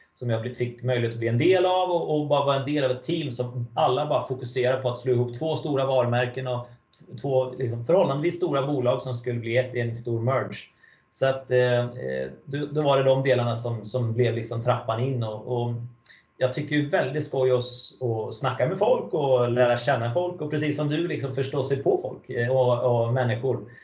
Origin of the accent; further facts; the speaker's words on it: Falköping, Västra Götaland, Sweden; moved away; Jag är uppvuxen i en stad som heter Falköping